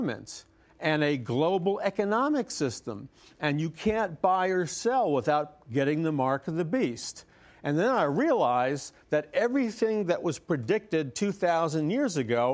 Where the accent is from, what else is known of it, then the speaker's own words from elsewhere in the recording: New York, United States; I'm from New York